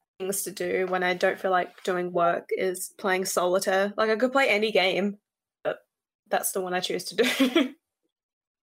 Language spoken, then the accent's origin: English; Western Australia, Australia; I'm from West Australia